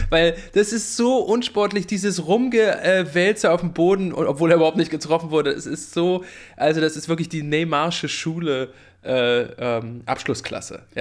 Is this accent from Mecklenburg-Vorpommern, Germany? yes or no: yes; Rostock, Mecklenburg-Vorpommern, Germany; bin ich natürlich als Rostocker daran interessiert, dass keiner von beiden gewinnt